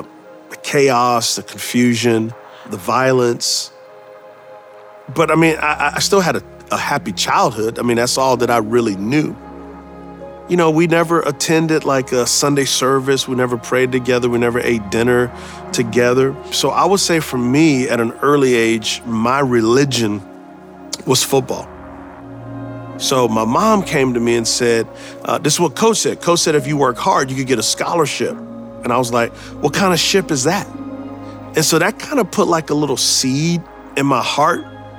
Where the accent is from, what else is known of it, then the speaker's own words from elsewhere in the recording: San Antonio, Texas, United States; I grew up in San Antonio, Texas. We were what's called PO, not poor, because we couldn't afford the O and the R.